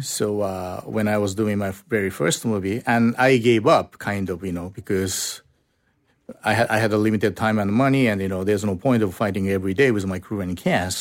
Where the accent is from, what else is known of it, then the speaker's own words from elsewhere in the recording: Osaka, Japan; English is a second language; So we went south to my hometown